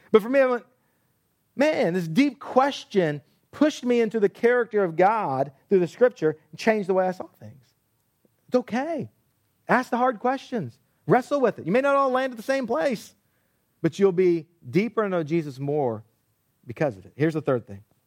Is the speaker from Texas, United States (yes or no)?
yes; Texas, United States; I grew up in Texas